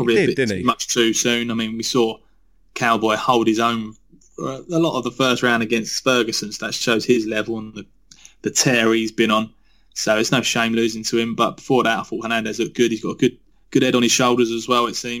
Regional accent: England, United Kingdom; I'm English

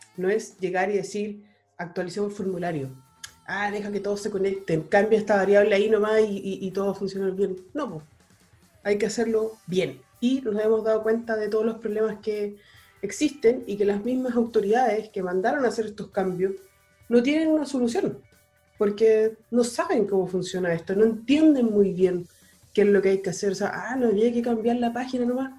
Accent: Chile; somos chilenos

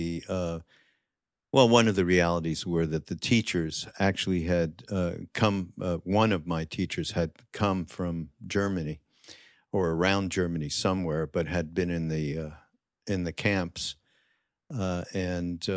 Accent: Canada; I grew up Jewish and I'm from Canada

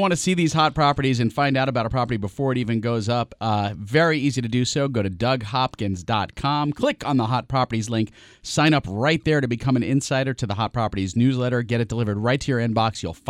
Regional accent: New York City, New York, United States; Growing up in New York City

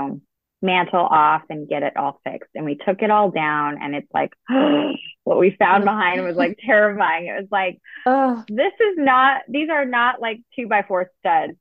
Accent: California, United States; now in New England, United States; I grew up in California

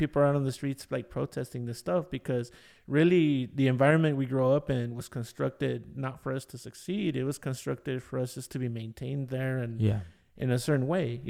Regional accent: Detroit, Michigan, United States; also born or lived in Boyle Heights; For me, I grew up in Detroit

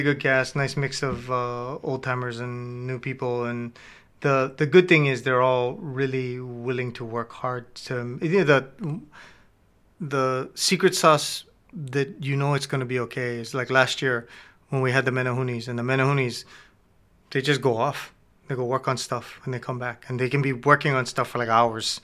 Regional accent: Hilo, Hawaii, United States; I grew up in Kwana and Hilo

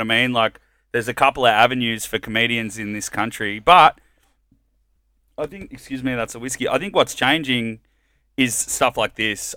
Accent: Melbourne, Victoria, Australia; also born or lived in Colombia; I grew up in Richmond

